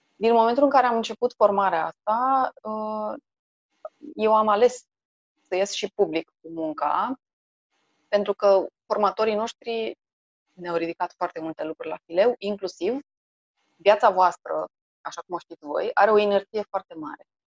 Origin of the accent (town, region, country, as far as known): Bucharest, Romania; born or raised there